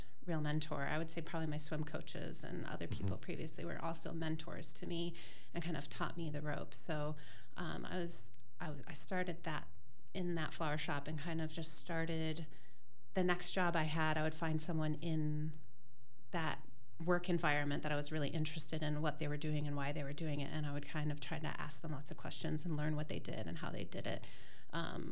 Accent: Michigan, United States; also born or lived in Chicago; I grew up in Michigan. I grew up in the lakes and the trees

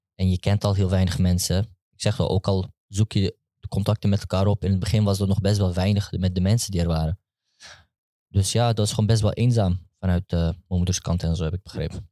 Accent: Netherlands; ik ben gewoon opgegroeid in Nederland

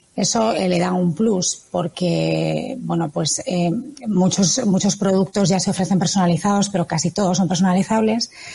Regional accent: Galicia, Spain; mis vivencias en mi tierra, yo soy gallega

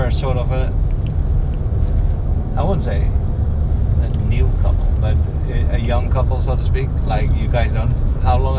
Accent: Netherlands; also born or lived in Haiti; now in Florida, United States; I'm from the Netherlands.

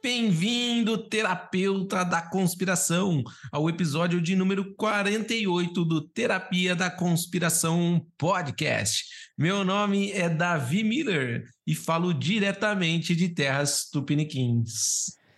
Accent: Brazil; eu como brasileiro

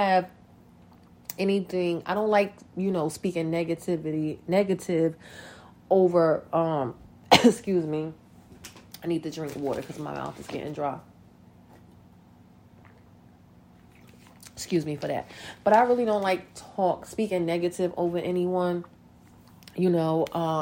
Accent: North New Jersey, United States; North New Jersey, my hometown

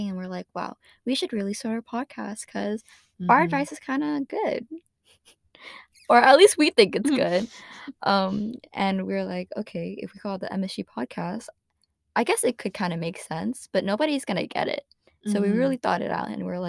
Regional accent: San Jose, California, United States; I'm from San Jose

